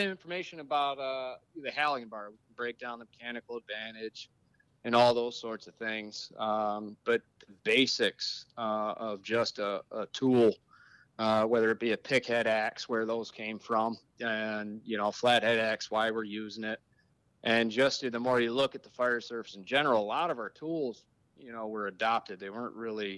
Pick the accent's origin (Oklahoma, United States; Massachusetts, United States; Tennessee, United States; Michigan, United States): Michigan, United States; Saline; moved away as an adult; now in Chicago, United States; I grew up in Southeast Michigan, Ann Arbor area.